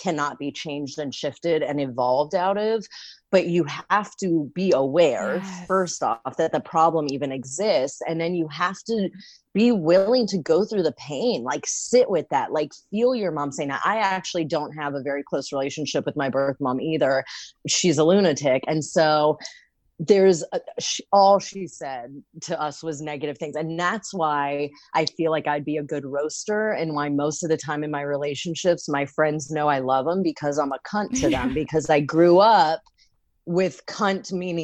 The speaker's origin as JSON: {"language": "English", "town": "Great Falls", "region": "Virginia", "country": "United States", "tie": "born or raised there", "said": "I grew up in Fairfax County, Virginia in Great Falls"}